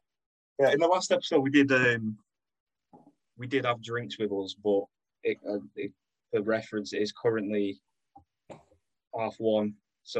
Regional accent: Sheffield, Yorkshire and the Humber, United Kingdom; we are all from Sheffield

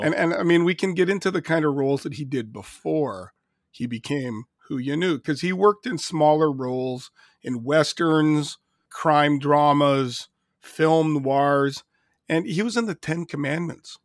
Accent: Canada; being Canadian

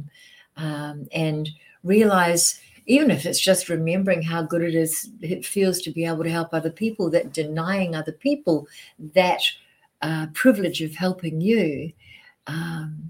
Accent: New Zealand; moved away as an adult; also born or lived in Australia; now in United States; I'm a Kiwi. I'm from New Zealand, but I did all my business in Australia.

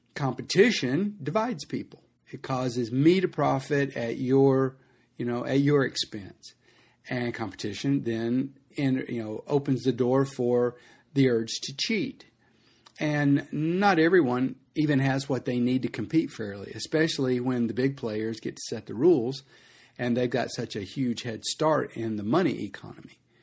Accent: United States; as an American

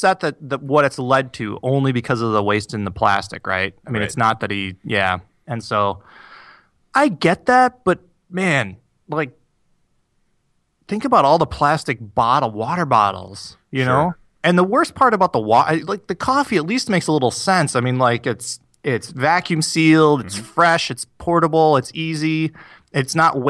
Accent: Iowa, United States; moved away; also born or lived in Two Rivers, Wisconsin / Minnesota; I grew up in Iowa. Well, I've lived in Two Rivers, and I lived in Two Rivers, Wisconsin. I lived in Iowa, and I had relatives who lived in Minnesota.

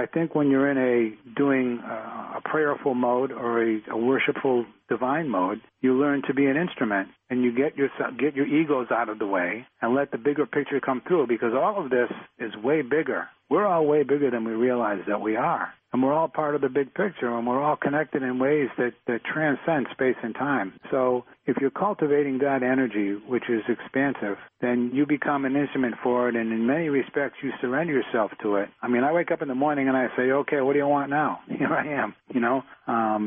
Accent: Boston, Massachusetts, United States; I grew up in Dorchester in Boston. It's a tough place to grow up.

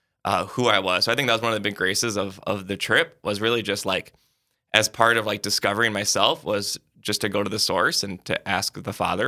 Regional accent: South Dakota, United States; I was born in South Dakota, currently serve as a priest here in Sioux Falls, and hopefully get to die in South Dakota. So I love where I'm from.

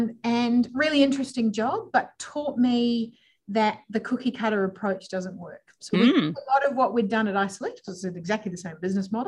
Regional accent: New Zealand; now in Adelaide, Australia; I'm originally from New Zealand, if we're being literal, but celebrated my 20-year anniversary of being in Australia last week. Sometimes I have an accent, sometimes I don't, but love being in Adelaide because you all sound like Kiwis

